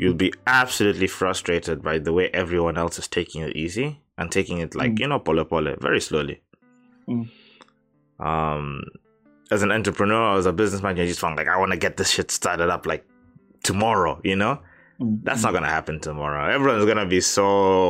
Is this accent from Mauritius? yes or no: no; Kenya; now in Japan; As Kenyans